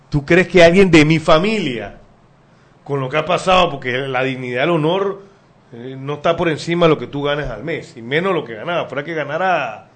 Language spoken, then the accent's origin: Spanish; Panama; seguiré siendo panameño que ama este país